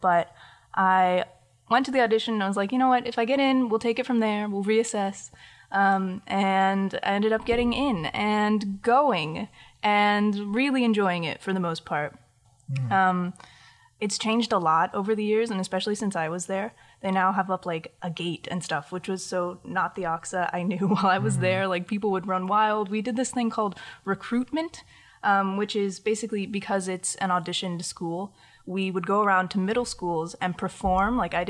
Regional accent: Winter Park, Florida, United States; born there; I am, kind of. I mean, I was born in Winter Park, so yes, officially. But I...

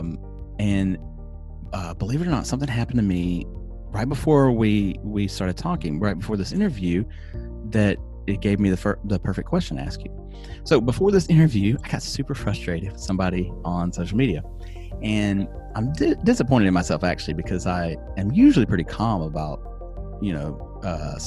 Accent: Alabama, United States; moved away; also born or lived in California; my home state of Alabama

